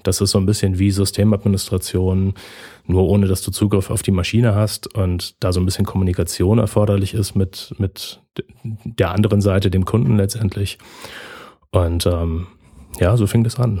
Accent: Berlin, Germany; moved away as an adult; now in Lübeck, Germany; ich bin äh, gebürtiger Berliner und äh, wohne jetzt seit fünf Jahren oben im hohen Norden Deutschlands in Lübeck

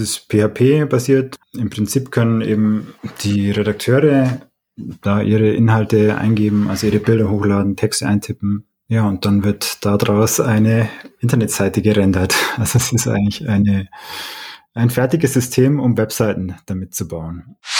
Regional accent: Oberstdorf, Bavaria, Germany; now in Munich, Germany; ich bin aus diesem ähm, Ort da in den Allgäuer Bergen

